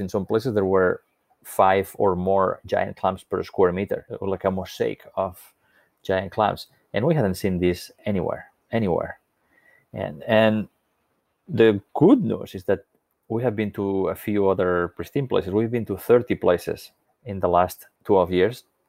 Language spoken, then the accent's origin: English; Spain; When I was a little boy growing up on the Mediterranean coast of Spain